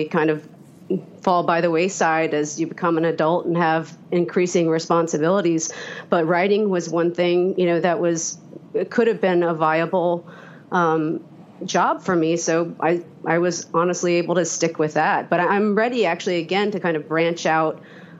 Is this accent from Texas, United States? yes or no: no; Atlanta, Georgia, United States; also born or lived in Hattiesburg, Mississippi; moved to Metro Atlanta, Newt Gingrich's district, which was kind of rural at the time, you know, in the mid-80s, but lived in Metro Atlanta my whole life